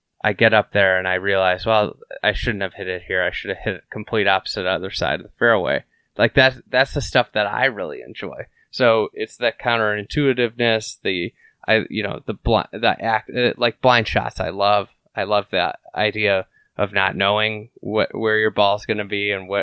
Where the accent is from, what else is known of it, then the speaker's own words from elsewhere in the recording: Lake Bluff, Illinois, United States; I grew up in Lake Bluff, so I got to play Shore Acres as a kid.